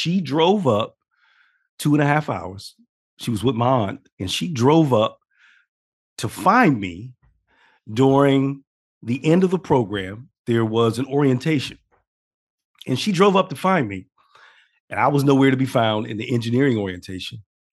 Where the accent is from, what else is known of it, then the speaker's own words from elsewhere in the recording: Steubenville, Ohio, United States; So I grew up in a pretty small town. I grew up in the Midwest in a town called Steubenville, Ohio. It is actually on the border, for context for people. This town is on the border of Ohio, Pennsylvania, and West Virginia.